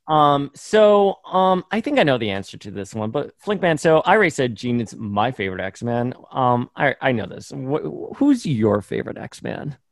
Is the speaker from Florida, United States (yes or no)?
yes; Miami, Florida, United States; where I grew up in Miami